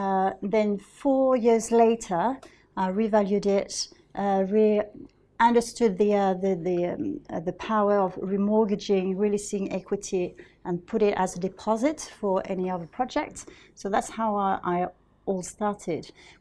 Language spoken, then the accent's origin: English; London, United Kingdom; Yeah, because we're both from South London